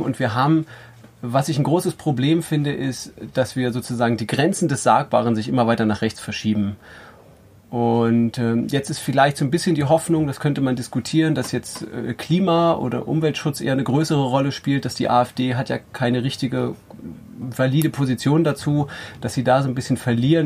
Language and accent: German; Rügen, Mecklenburg-Vorpommern, Germany; Ich bin auf Rügen aufgewachsen